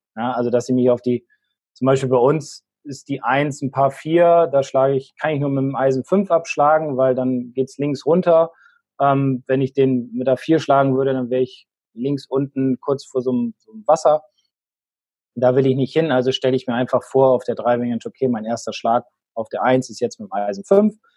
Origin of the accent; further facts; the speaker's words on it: Bremen, Germany; jetzt komme ich aus Bremen, bin Werder-Fan